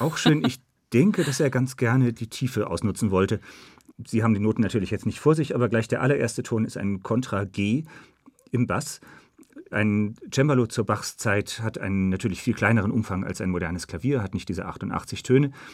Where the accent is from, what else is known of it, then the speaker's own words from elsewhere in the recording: Northern Germany, Germany; in dem Dorf, wo ich aufgewachsen bin in Norddeutschland